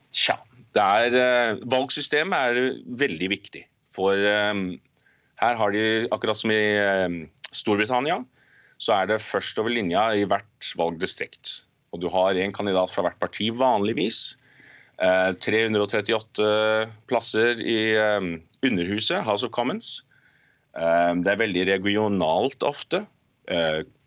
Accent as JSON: {"language": "Norwegian", "country": "Norway", "moved": "yes", "lives_now": "Canada", "said": "jeg er norsk"}